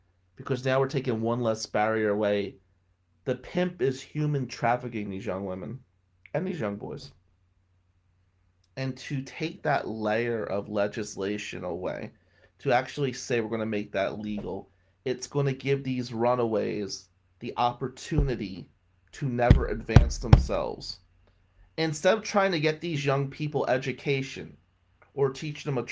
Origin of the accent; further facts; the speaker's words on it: Willow Avenue, Michigan, United States; growing up on Willow Avenue